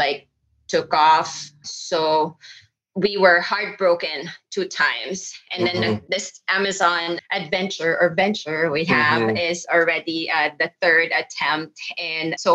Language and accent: English; Philippines; moved away as an adult; now in United States; I'm from the Philippines